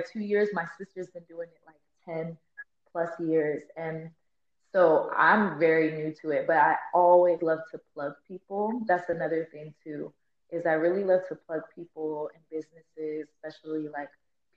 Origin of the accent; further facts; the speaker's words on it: Phoenix, Arizona, United States; But I'm actually born and raised in Arizona, born and raised West Phoenix, like Avondale area.